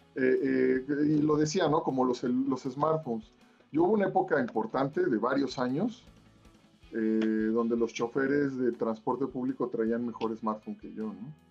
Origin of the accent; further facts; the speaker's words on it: Mexico; como mexicanos